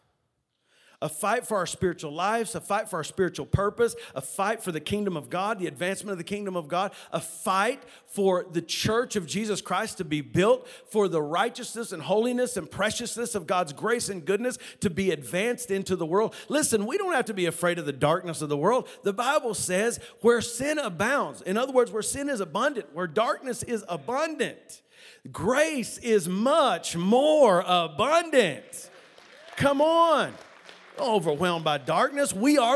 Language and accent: English; West Texas, United States; We're from West Texas